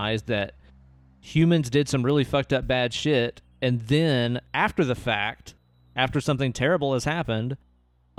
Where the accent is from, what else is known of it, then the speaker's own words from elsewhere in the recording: Tennessee, United States; I'm from Tennessee